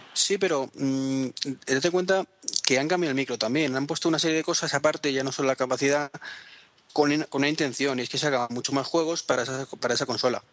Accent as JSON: {"language": "Spanish", "country": "Spain", "said": "somos los españoles"}